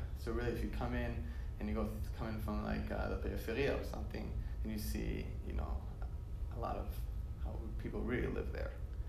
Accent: Israel; moved away; No, I'm from Israel, but I live here now.

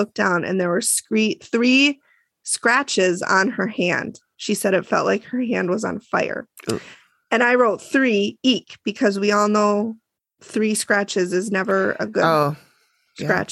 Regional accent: United States; I'm American

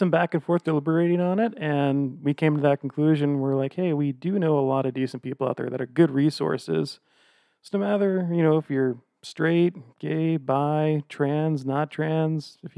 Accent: Old Lyme, Connecticut, United States; now in Salt Lake City, United States; even though I currently reside in and own a house in Salt Lake City, Utah, I am from a little town called Old Lyme, Connecticut.

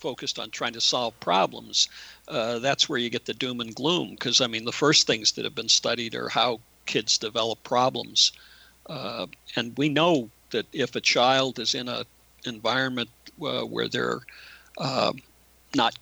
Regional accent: United States; as an American

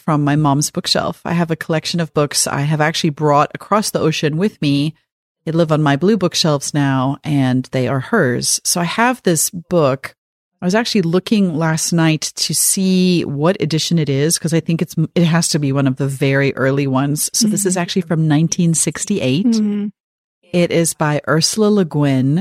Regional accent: South Africa; growing up in South Africa, reading this book

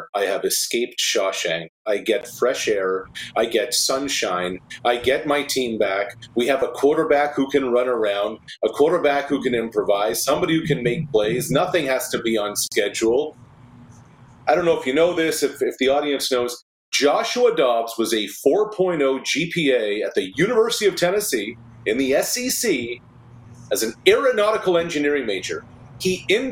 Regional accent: Nova Scotia, Canada; growing up in Nova Scotia, our CBS affiliate was Detroit for the longest time

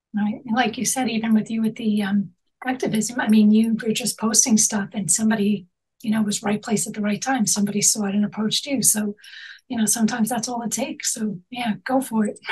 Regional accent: New York, United States; also born or lived in Manhattan; I'm born and raised in New York

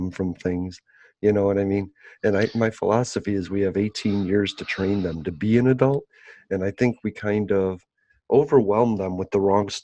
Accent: Chicago, Illinois, United States; I'm from Chicago.

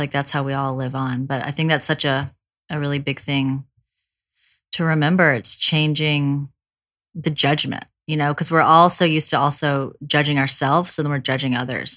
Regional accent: the South, United States; I grew up in the South

